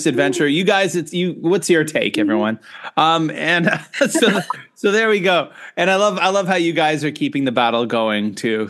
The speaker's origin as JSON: {"language": "English", "country": "Canada", "tie": "born or raised there", "moved": "yes", "said": "growing up in Canada"}